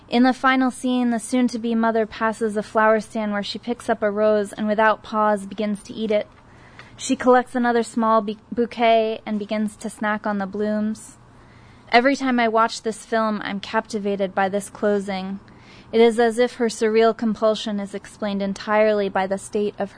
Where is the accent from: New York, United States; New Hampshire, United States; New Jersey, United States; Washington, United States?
New Hampshire, United States; now in San Diego, United States; growing up in New Hampshire, it was just a place of residence, not a home.